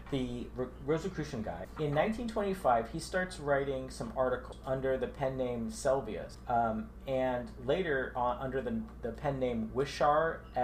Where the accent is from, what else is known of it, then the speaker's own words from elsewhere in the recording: San Jose, California, United States; you and I, we're both from San Jose, and we both grew up in a neighborhood that is well known for its famous Egyptian Rosicrucian Museum.